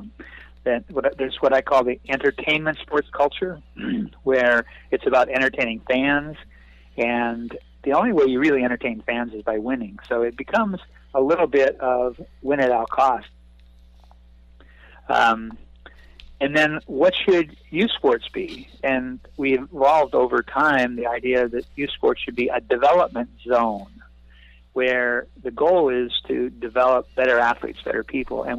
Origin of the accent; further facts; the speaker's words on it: North Dakota, United States; moved away; also born or lived in California; I grew up a small town kid from North Dakota, and raised as a perfectionist